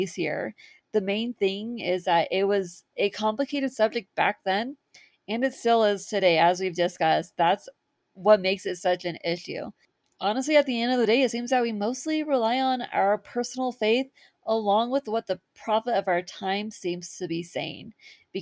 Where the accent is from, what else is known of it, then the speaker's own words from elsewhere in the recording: California, United States; moved away as an adult; also born or lived in Utah; I grew up in California